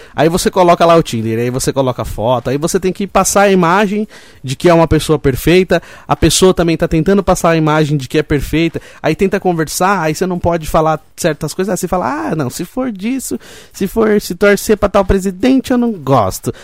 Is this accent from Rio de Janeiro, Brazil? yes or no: no; Roseira, São Paulo, Brazil; eu nasci em São Paulo, mas fui criado em Roseiro